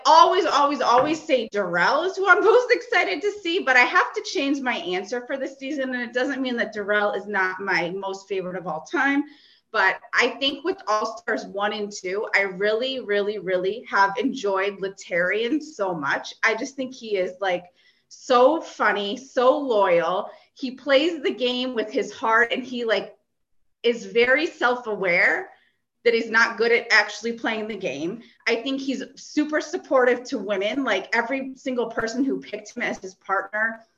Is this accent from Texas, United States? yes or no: no; Connecticut, United States; moved away as an adult; also born or lived in New York; now in New Jersey, United States; I grew up in Connecticut